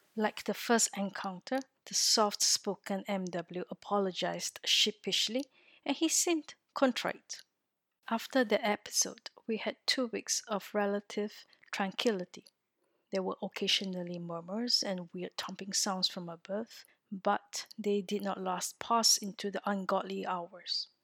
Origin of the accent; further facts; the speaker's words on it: Singapore; moved away as an adult; now in France; I am originally from Singapore, a little country in Southeast Asia